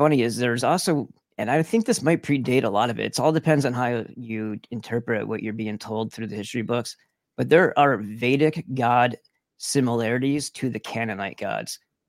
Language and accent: English; New York, United States; because I'm from New York originally.